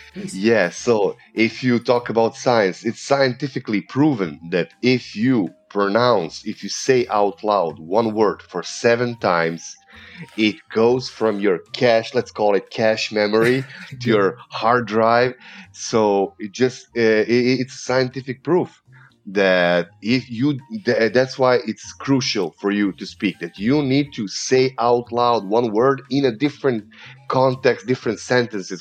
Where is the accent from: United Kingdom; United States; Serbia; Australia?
Serbia; accent: Eastern European; first language Serbian; English is a second language; I have an um, Eastern European accent because I, I come from Serbia